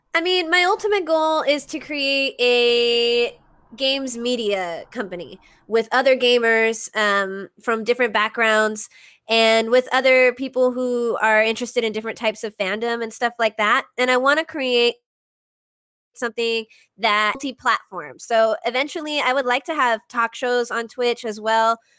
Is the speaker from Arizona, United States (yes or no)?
yes; Arizona, United States; i i grew up in arizona